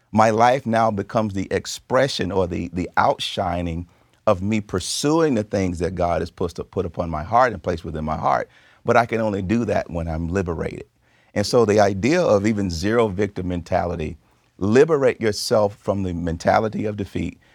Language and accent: English; the South, United States; I grew up in the South